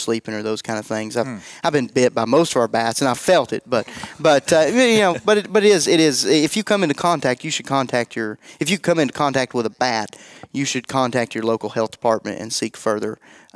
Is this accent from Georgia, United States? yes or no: no; East Tennessee, United States; I'm from East Tennessee, so I mispronounce things